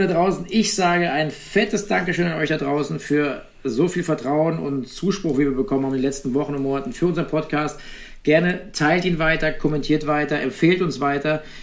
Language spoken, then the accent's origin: German; Eifel, Rhineland-Palatinate, Germany; moved away; in meine Heimat zu kommen, an den Nürburgring in die Eifel.